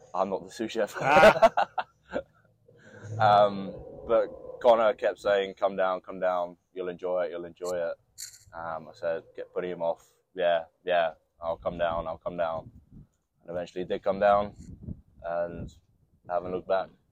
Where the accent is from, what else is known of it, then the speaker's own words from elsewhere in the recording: New Zealand; now in England; I know the basics through growing up in New Zealand